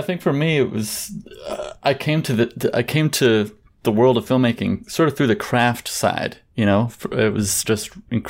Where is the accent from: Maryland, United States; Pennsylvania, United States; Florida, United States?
Maryland, United States; now in Los Angeles, United States; I am a filmmaker based now in L.A., from the East Coast, from Maryland.